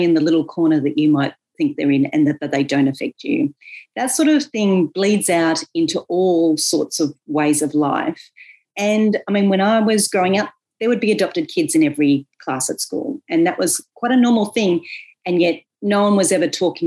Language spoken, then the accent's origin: English; Bathurst, New South Wales, Australia; as someone from a country town, Bathurst